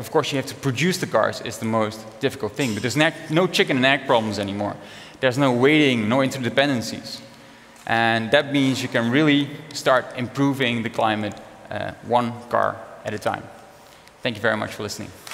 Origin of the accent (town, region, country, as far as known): Netherlands; born or raised there; also born or lived in Africa